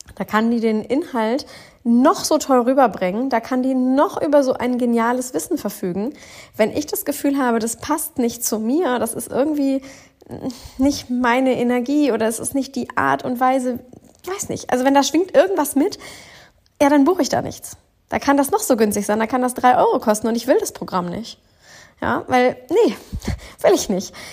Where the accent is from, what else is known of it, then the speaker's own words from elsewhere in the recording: Northern Germany, Germany; aus dem wundervollen Norddeutschland. Ich bin wieder zurück in meiner Heimat